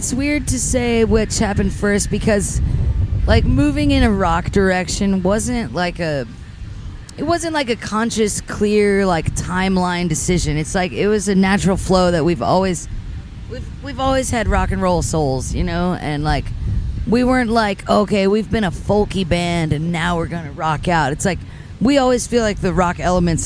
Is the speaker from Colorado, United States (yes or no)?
no; Atlanta, Georgia, United States; moved away as an adult; also born or lived in the West (US); I'm from Atlanta